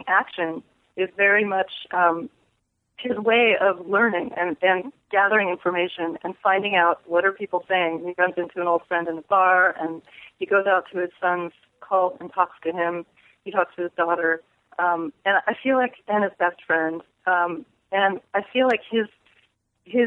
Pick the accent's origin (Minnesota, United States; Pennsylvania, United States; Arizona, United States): Arizona, United States; born or raised there; moved away; also born or lived in Berkeley, California / New York